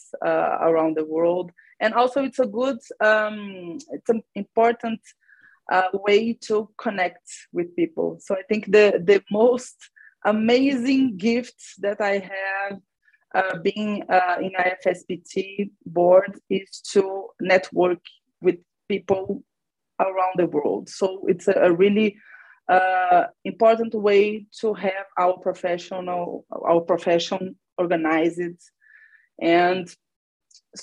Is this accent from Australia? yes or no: no; Brazil; also born or lived in Belo Horizonte, Brazil; I'm from Brazil